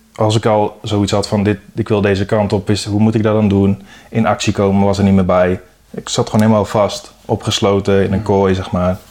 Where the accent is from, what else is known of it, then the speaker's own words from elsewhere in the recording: Sprang-Capelle, North Brabant, Netherlands; also born or lived in Dirksland, South Holland / Hoogvliet, Rotterdam; Toen verhuisd naar Sprankapelle. En daar woon ik nu ook